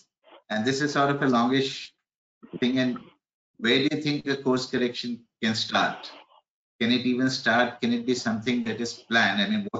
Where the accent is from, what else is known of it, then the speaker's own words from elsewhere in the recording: Delhi, India; growing up in Delhi in the 70s.